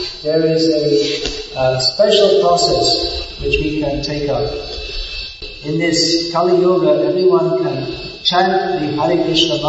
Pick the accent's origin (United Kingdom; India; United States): United Kingdom; England; moved away; I was brought up in England.